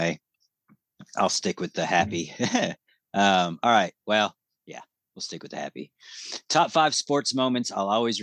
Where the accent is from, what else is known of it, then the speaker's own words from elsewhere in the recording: New England, United States; growing up in New England